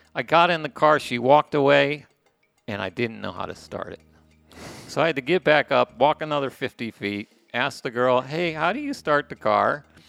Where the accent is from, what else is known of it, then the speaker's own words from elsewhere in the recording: United States; moved away as an adult; now in Playa del Carmen, Mexico; I'm American